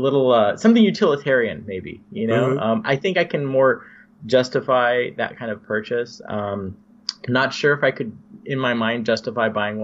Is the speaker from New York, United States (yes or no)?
no; Bay Area, California, United States; growing up in the Bay Area in the 1980s and 1990s